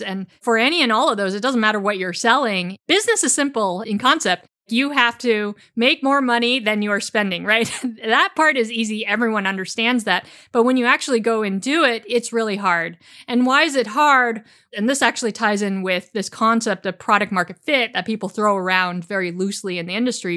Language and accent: English; San Francisco Bay Area, California, United States; I grew up in the San Francisco Bay Area